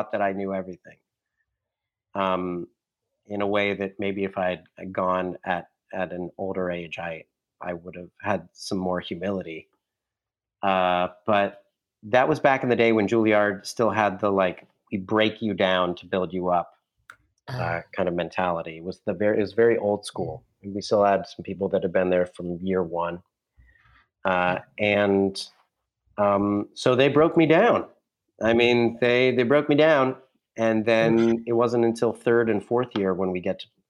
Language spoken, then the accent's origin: English; Ohio, United States; moved away as an adult; now in New York, United States; I was coming from Ohio to New York